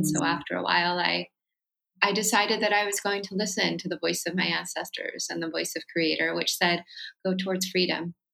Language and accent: English; Santa Cruz, California, United States; also born or lived in Oakland, California / San Francisco, California / Berkeley, California; I was born and raised on ancestral Wuzwuz territory in what's now known as Santa Cruz, California.